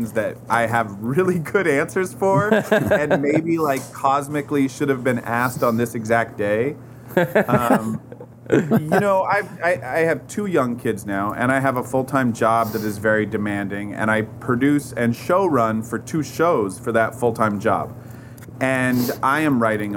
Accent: Portland, Oregon, United States; I grew up in Portland, Oregon

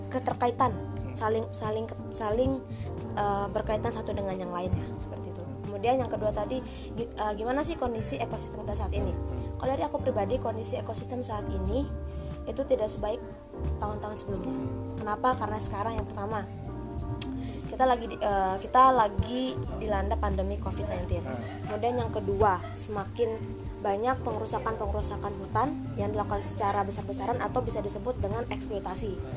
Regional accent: Central Kalimantan, Indonesia; now in Yogyakarta, Indonesia; saya berasal dari Kalimantan Tengah tapi sekarang sedang menempuh pendidikan di Yogyakarta.

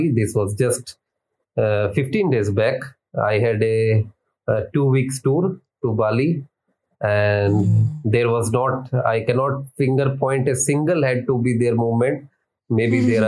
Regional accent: India

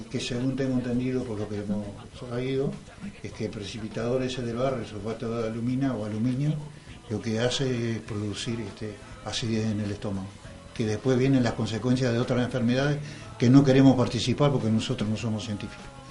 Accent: Montevideo, Uruguay; yo soy de La Teja, soy de izquierda, soy un obrero

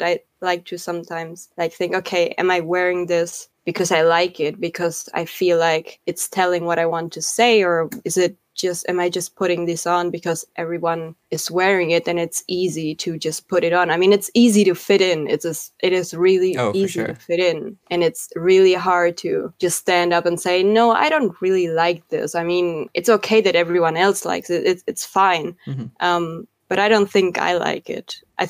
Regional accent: Argentina; first language Spanish; English is a second language; I speak Spanish, my mother tongue, and I can speak fluent German and I can speak fluent Spanish.

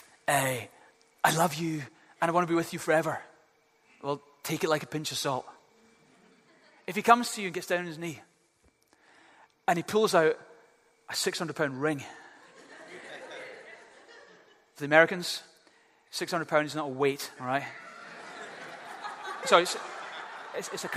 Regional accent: Glasgow, Scotland, United Kingdom; I had two little cats when I was growing up in Glasgow

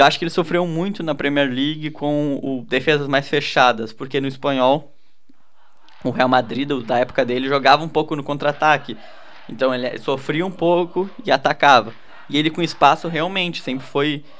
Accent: Rio Grande do Sul, Brazil; a gente é do Rio Grande do Sul

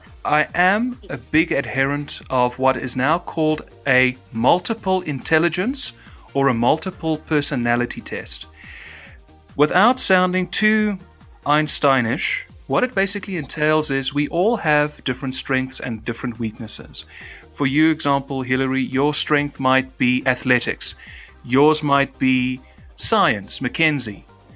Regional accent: South Africa; If you want to know how my actual accent is, this is how it's supposed to sound, because we roll the letter R in South Africa. That's how my accent was.

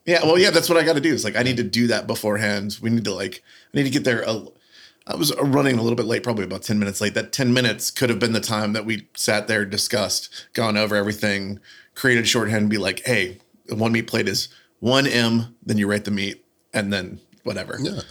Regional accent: the South, United States; I'm from the South. I'm going to pronounce every every uh, every vowel as hard

